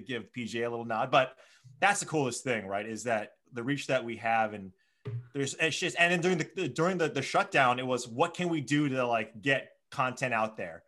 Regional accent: Hawaii, United States; Born and raised in Hawaii

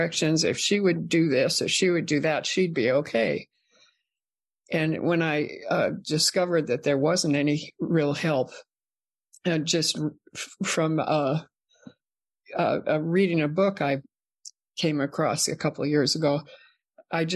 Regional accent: Minnesota, United States; I grew up in Minnesota

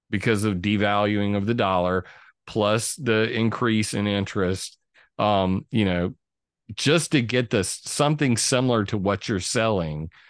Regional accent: California, United States; born there; I was born on Vandenberg Air Force Base, moved into a trailer park.

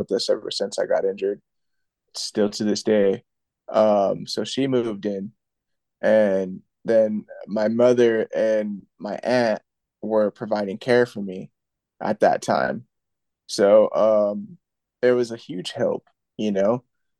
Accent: Santa Maria, California, United States; also born or lived in Paso Robles, California; Santa Maria, my hometown

